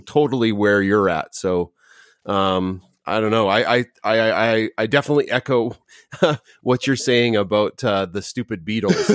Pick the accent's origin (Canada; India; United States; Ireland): Canada; as a Canadian